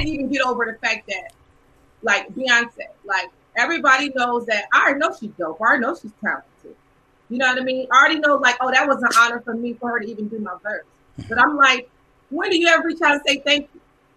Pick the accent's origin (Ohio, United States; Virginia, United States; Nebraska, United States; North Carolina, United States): Nebraska, United States; I'm from Nebraska